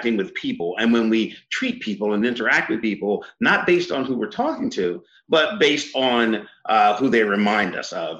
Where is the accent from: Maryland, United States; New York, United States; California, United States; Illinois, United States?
Maryland, United States; Eastern Shore of; I grew up on the Eastern Shore of Maryland